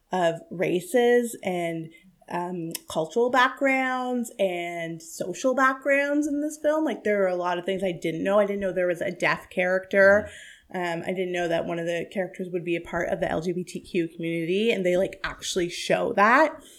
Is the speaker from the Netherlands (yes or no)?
no; India; I, look, I'm Indian. That's my life.